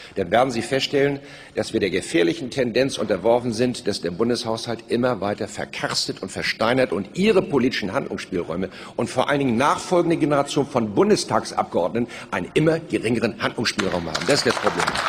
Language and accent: German; Germany; als Deutsche